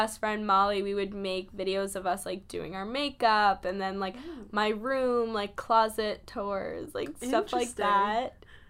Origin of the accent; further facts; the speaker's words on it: New York, United States; So I'm from New York